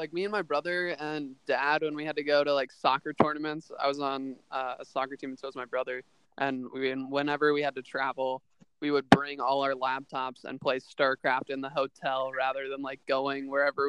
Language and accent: English; Portland, Oregon, United States; Portland, Oregon.